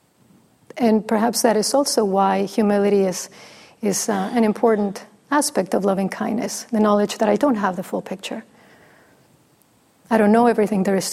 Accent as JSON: {"language": "English", "country": "Mexico", "first_language": "Spanish", "second_language": "English", "moved": "yes", "said": "I'm from Mexico. It's my first language."}